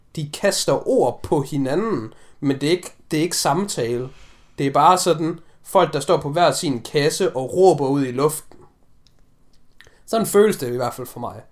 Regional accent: Denmark; vi har jo som danskere

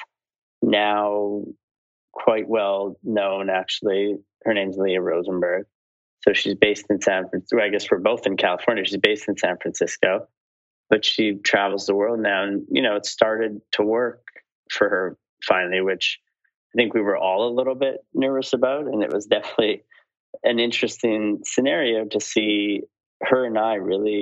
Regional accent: Saskatoon, Saskatchewan, Canada; moved away as an adult; also born or lived in Montreal / Los Angeles / Beijing; I grew up in Saskatoon, Saskatchewan

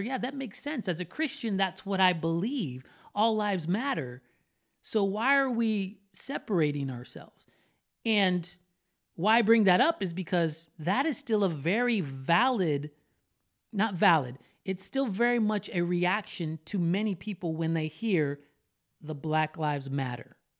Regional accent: Florida, United States; I am a Florida boy, born and raised in Florida

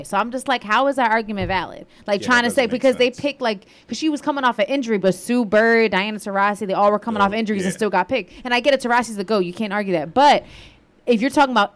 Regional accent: United States; I'm Puerto Rican and Native American, but I was born in America

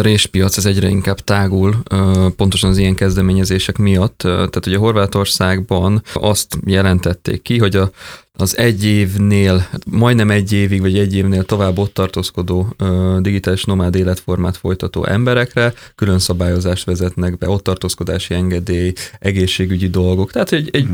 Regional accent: Hungary; also born or lived in Vancouver, Canada

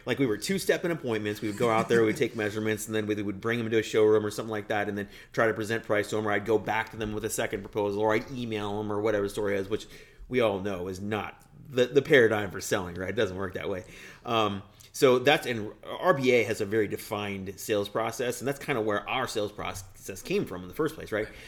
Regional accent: Denver, Colorado, United States; moved away as an adult; also born or lived in Washington, D.C.; now in Wisconsin, United States; the home is Denver for me, always has been

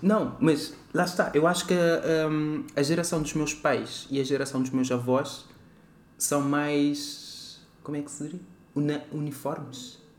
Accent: Praia, Cape Verde; now in Portugal; eu nasço em Cabo Verde, na cidade da Praia.

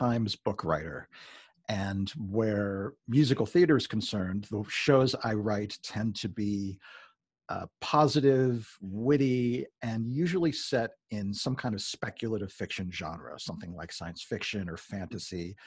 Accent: Long Island, New York, United States; I grew up in Long Island and we were spitting distance from New York City

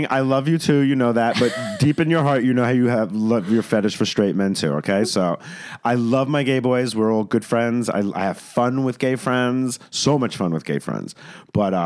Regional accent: New York, United States; now in West Hollywood, United States; I'm from New York and now West Hollywood

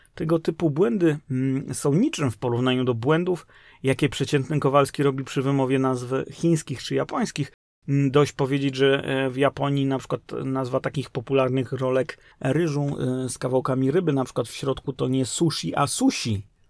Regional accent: Kraków, Lesser Poland, Poland; moved away; w Krakowie, skąd pochodzę

